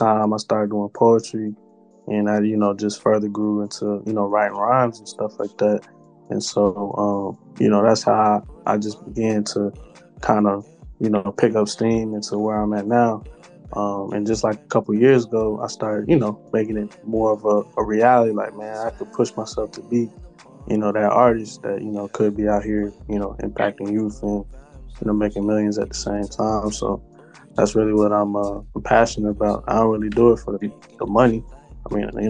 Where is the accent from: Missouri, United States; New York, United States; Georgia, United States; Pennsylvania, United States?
Georgia, United States; Atlanta; also born or lived in Cincinnati, Ohio; I came down to Atlanta since I was about six or so. So I've been kicking it down here ever since then.